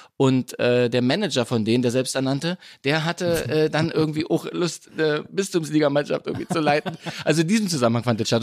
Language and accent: German; Berlin, Germany; moved away as an adult; now in Munich, Germany; meine Eltern sind im Grunde aus Köpenick ja. und sind mit mir dann eben, also mit meiner Schwester und mir, äh, dann eben in den 80er Jahren nach Prenzlauer Berg gezogen